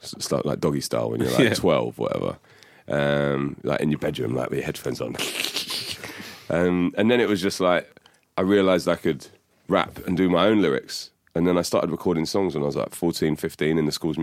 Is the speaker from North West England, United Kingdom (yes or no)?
no; London, United Kingdom; I grew up in Hammersmith and Fulham, and I went to school in Wandsworth